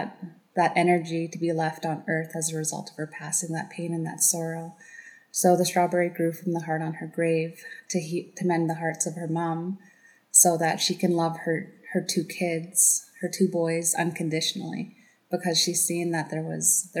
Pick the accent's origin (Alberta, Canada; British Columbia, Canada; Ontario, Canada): British Columbia, Canada; Tache; I come from Plaz Dan, which is Tache, BC